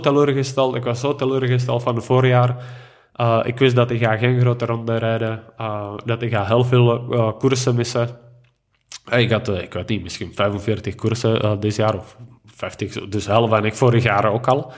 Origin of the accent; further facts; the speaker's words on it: Stříbro, Plzeň Region, Czechia; Dutch is a second language; moved away as an adult; now in Belgium; in mijn B&B eh, in Stribro, in mijn geboorteplaats